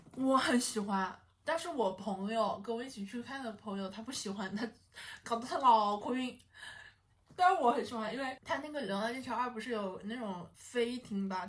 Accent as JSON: {"language": "Chinese", "country": "China", "said": "而不是说我们中国人怎么怎么样"}